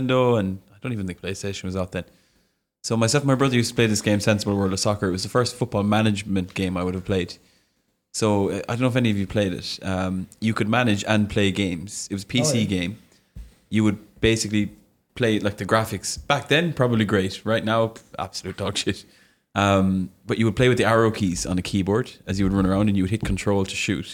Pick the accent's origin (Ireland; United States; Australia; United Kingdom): Ireland; I'm from Ireland